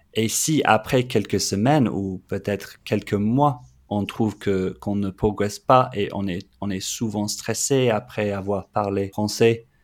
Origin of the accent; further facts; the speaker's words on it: London, United Kingdom; French is a second language; moved away as an adult; also born or lived in Australia; now in Montpellier, France; Le français n'est pas ma langue maternelle. Je suis anglais de Londres